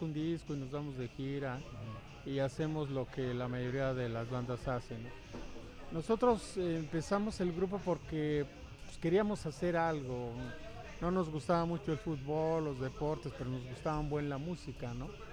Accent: Yurécuaro, Michoacán, Mexico; allá en mi pueblo, bueno, en nuestro pueblo que se llama Yurecuaro, Michoacán

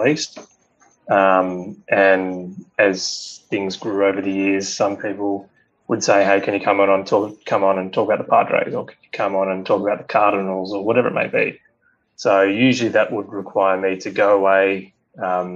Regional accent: Australia; being an Australian

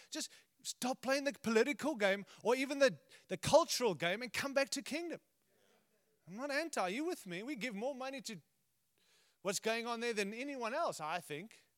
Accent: United States; I'm American

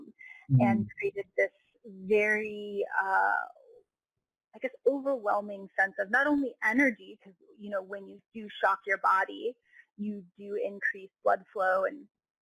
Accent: United States; also born or lived in Hawaii / California; I grew up in Hawaii and in California

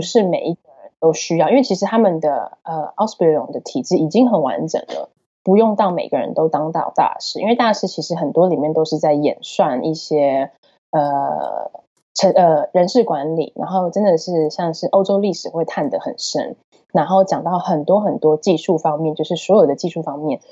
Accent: Taiwan; moved away as an adult; also born or lived in Düsseldorf, Germany / Bavaria, Germany; now in Germany; 我就跟你讲我家乡的故事好了。我说在台湾

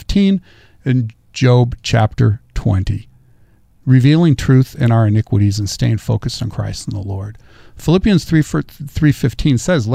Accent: Central Valley, California, United States; Growing up in the Central Valley, growing up with the American River and the Sacramento River is my playground.

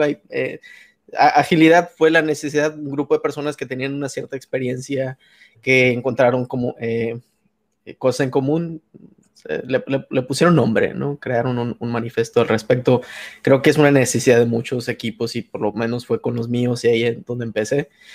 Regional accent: Hermosillo, Sonora, Mexico; de Hermosillo

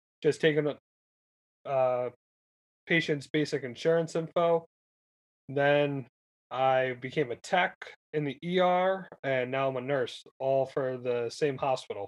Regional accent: Kingston, New York, United States; So I went to Kingston High School, born and raised in Kingston

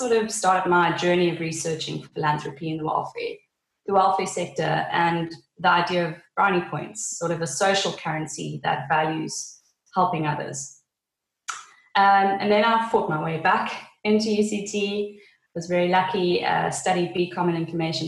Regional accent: Namibia; also born or lived in Cape Town, South Africa; now in Swakopmund, Namibia; I was born in Namibia

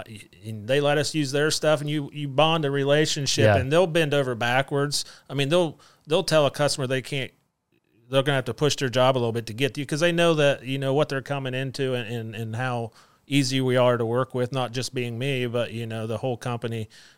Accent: West Liberty, Ohio, United States; And I'm from West Liberty, and they've always had the Labor Day Festival at West Liberty.

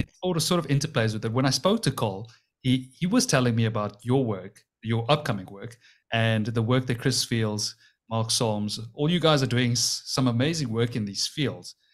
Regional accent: Cape Town, Western Cape, South Africa; we're both from Cape Town

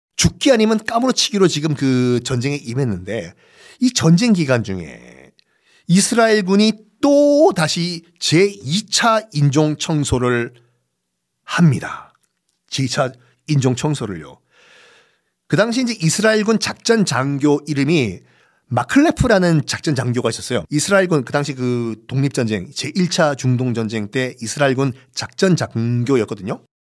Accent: Busan, South Korea; 고향이 부산이니까

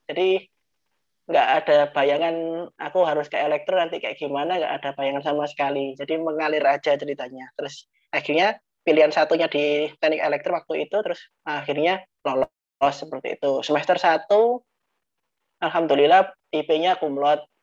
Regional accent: Mojokerto, East Java, Indonesia; moved away as an adult; also born or lived in Surabaya; Saya ini asli Mojokerto, Jawa Timur.

